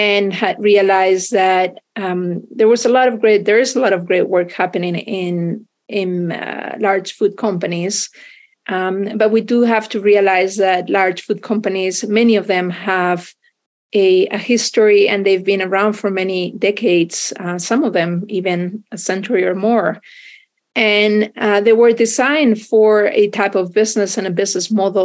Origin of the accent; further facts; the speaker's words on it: Spain; moved away as an adult; I grew up in Spain